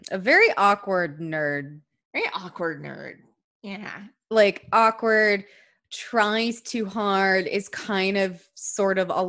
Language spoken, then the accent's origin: English; California, United States; it's because I was born and raised in California and kind